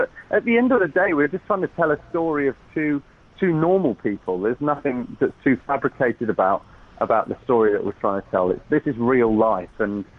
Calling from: Los Angeles, California, United States; I am, yeah, I'm LA-based at the moment. I'm calling you from a very nice hotel room. we're staying at the Beverly Hilton.

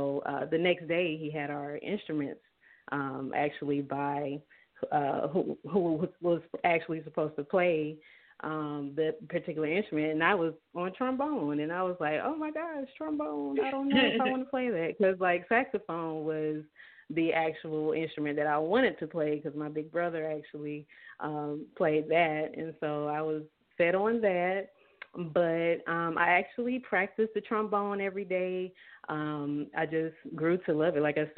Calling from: Douglasville, Georgia, United States; I'm calling from Douglasville, Georgia.

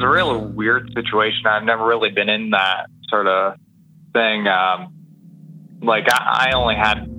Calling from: Ontario, Canada; also born or lived in Hamilton, Ontario; from Ontario.

